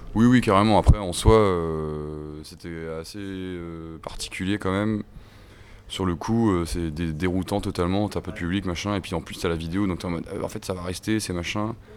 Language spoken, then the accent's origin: French; Paimpol, Brittany, France; moved away as an adult; now in Rennes, France; moi je suis originaire des Côtes d'Armor. Je suis né ici et j'ai vécu à côté de Paimpol. J'ai grandi à côté de Paimpol